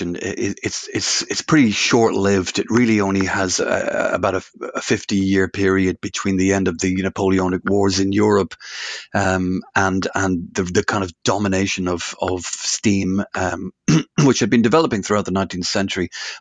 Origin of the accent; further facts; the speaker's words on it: Dublin, Leinster, Ireland; moved away as an adult; also born or lived in Liverpool, United Kingdom; now in Hoylake, United Kingdom; I'm from Dublin originally, but I've moved to the UK, to Liverpool, back in the 1980s.